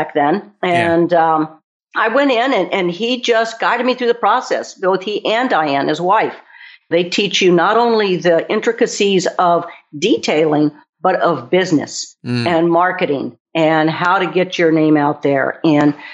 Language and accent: English; Texas, United States; moved away; I'm originally from Texas